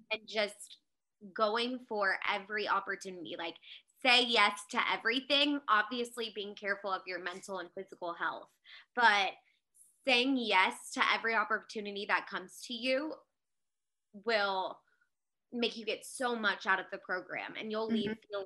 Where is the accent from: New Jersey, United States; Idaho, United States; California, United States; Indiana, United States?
California, United States; Aliso Viejo; moved away as an adult; also born or lived in Mississippi; I am from Aliso Viejo, California, which is in Orange County